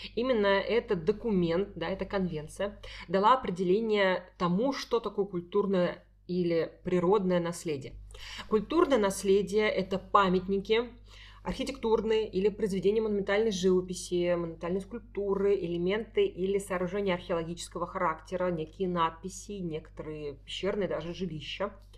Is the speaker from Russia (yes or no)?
yes; Saint Petersburg, Russia; мы с Дашей из Петербурга